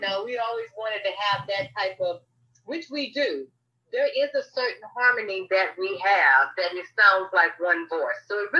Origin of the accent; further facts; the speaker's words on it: Hilton Head, South Carolina, United States; international recording artist. I am from Hilton Head, South Carolina.